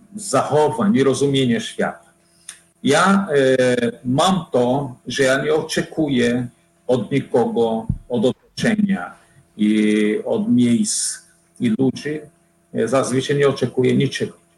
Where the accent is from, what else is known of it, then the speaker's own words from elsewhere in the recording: Fortaleza, Ceará, Brazil; Polish is a second language; moved away as an adult; also born or lived in Łódź, Poland; now in Poland; Ja pochodzę z, z rodziny średniej klasy w Brazylii